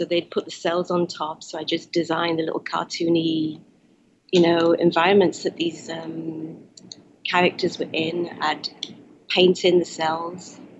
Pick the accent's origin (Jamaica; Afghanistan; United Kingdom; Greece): United Kingdom; Wales; he expected us to act and be Chinese, even though we were raised in Wales.